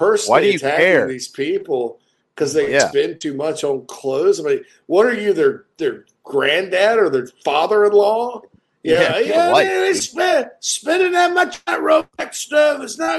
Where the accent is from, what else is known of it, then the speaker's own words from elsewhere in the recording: Louisiana, United States; I'm from Opelokako, La Force, Louisiana, where we have nice hair down there on the bayou.